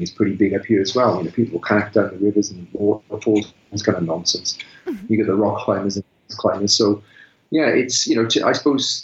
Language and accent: English; South Wales, United Kingdom; moved away as an adult; also born or lived in Malvern; now in North Wales, United Kingdom; We're both from South Wales